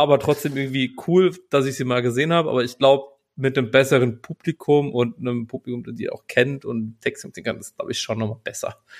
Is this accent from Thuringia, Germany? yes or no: no; Berlin, Germany; als Berliner